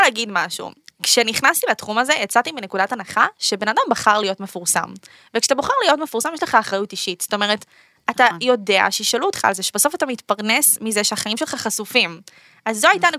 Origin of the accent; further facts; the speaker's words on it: Netanya, Central District, Israel; בתור ילדה באמת, אה, אה, נכנסתי לזה, כאילו, נסעתי באוטובוס מנתניה